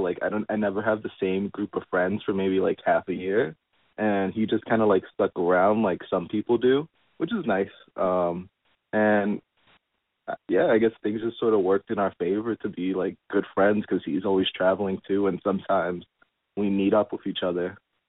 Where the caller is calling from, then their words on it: New York, United States; I'm 17, and I'm calling from New York in my bedroom.